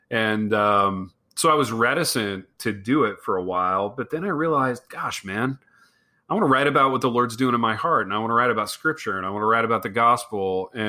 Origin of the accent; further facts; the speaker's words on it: Midwest, United States; so growing up in the Midwest, growing up in a small town